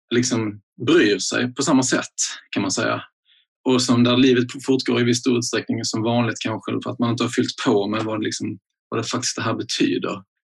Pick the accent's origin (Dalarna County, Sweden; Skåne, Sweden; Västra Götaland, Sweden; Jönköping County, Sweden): Skåne, Sweden; jag som en skåning